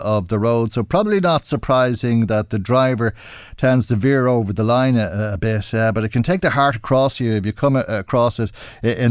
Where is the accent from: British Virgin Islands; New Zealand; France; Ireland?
Ireland; we pride ourselves on being the country of a thousand welcomes